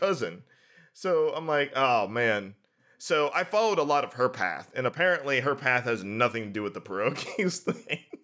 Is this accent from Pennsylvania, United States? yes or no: yes; New Brighton, Pennsylvania, United States; now in Pittsburgh, United States; I'm from New Brighton